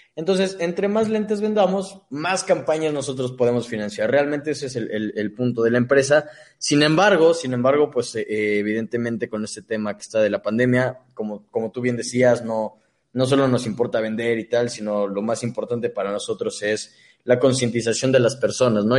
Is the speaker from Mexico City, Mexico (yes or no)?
no; Cuautitlán Izcalli, State of Mexico, Mexico; yo soy del Estado de México.